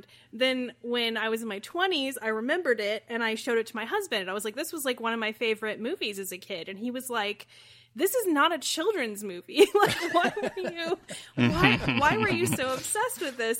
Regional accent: Midwest, United States; Midwesterners love the Trailer Park Boys because we also live in trailer parks

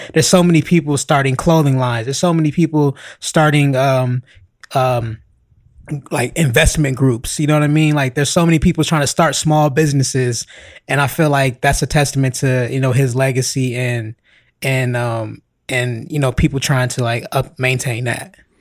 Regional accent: Los Angeles, California, United States; born or raised there

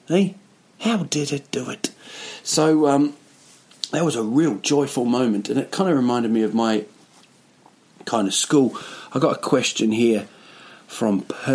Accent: Rotorua, Bay of Plenty, New Zealand; now in Stockholm, Sweden; Yeah, it's my hometown, a place called Rotorua

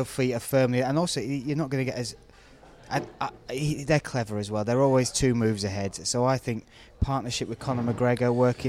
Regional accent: Huddersfield, Yorkshire and the Humber, United Kingdom; now in Farnham, United Kingdom; I'm from Huddersfield, so the house I live in, I built with my own bare hands out of mud and sticks. So I brought my Yorkshire roots down south. I live in a field in Farnham, basically.

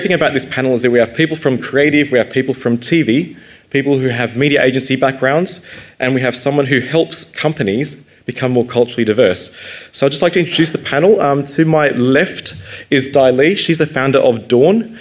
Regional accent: Australia; also born or lived in London; I'm half Malaysian Indian, half British, and 100% Australian

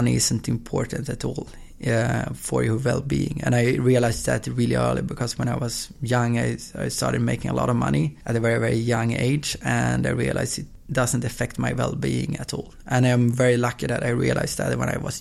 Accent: Östersund, Jämtland, Sweden; now in Gothenburg, Sweden; I was born in Gothenburg, and when I was two, I moved to Östersund, which is in the middle of Sweden, small town with like population of 60,000 or something like

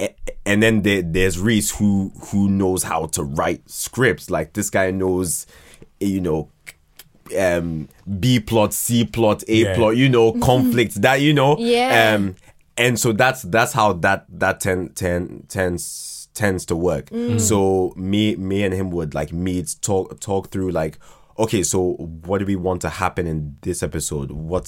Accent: Ghana; also born or lived in Croydon; Born here, but then went to Ghana when I was 2.

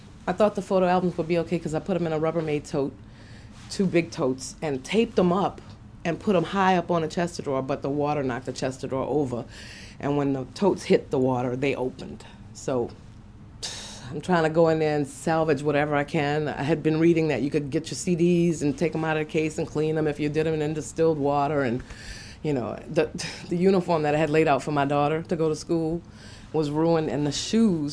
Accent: New Orleans, Louisiana, United States; also born or lived in Dallas; I just knew I had to come home

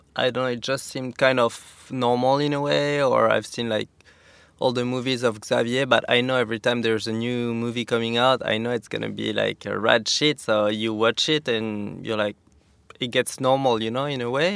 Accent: Saint-Lary-Soulan, Occitania, France; English is a second language; also born or lived in Val Thorens, France; now in Capbreton, France; I grew up in the Pyrenees, like a half hour from Spain in a resort called the Sanary.

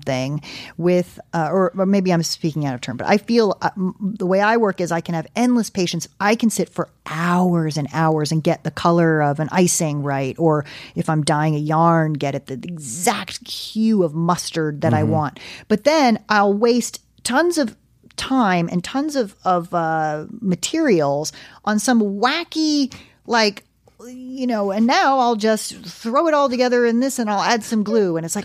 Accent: East Coast, United States; I'm from the East Coast.

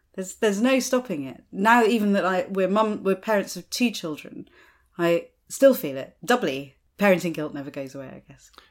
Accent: United States; moved away; I grew up in America

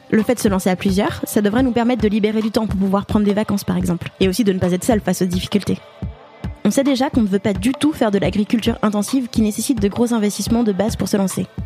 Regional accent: Paris, Île-de-France, France; Je suis née à Paris et j'y ai grandi.

